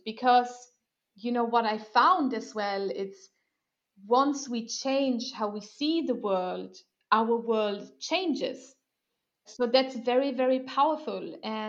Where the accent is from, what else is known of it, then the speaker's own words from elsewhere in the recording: Germany; born there; English is a second language; also born or lived in Sweden; You know, I will do the same for my home country. I know I'm born in Germany, but whatever. I feel Swedish.